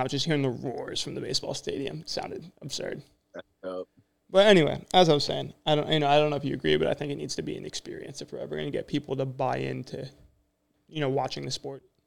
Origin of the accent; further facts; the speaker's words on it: New Jersey, United States; I'm from Jersey